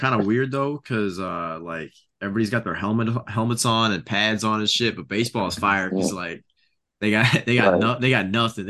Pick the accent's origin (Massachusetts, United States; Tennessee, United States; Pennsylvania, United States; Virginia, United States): Virginia, United States; Marion; Nolan Ryan started with the Marion Mets in single A when he was drafted. My hometown